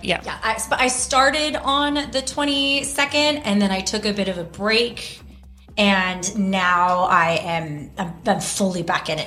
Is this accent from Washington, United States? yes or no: no; Houston, Texas, United States; moved away as an adult; also born or lived in Vancouver, Canada; now in Los Angeles, United States; I grew up in Texas